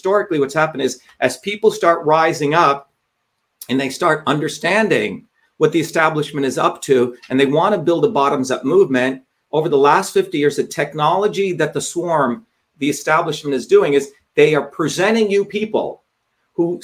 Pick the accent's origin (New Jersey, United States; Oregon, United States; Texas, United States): New Jersey, United States; also born or lived in India; the poor people I grew up with in New Jersey